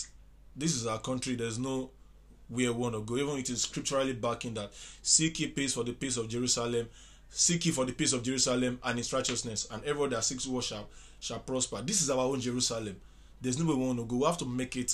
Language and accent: English; Nigeria; being a Nigerian